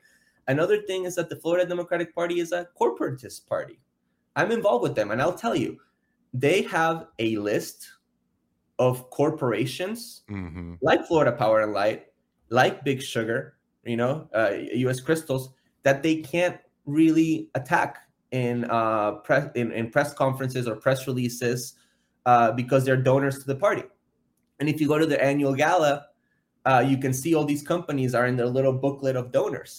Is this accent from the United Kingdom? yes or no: no; Argentina; now in Miami, United States; I'm from Argentina.